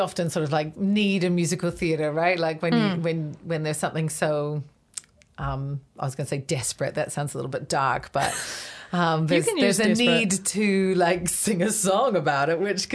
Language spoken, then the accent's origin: English; Canada; also born or lived in Waikato, New Zealand; now in Hamilton, New Zealand; I actually moved back to New Zealand, which is to the Waikato, which is where my parents are from. But I grew up in Canada and I moved back in 2003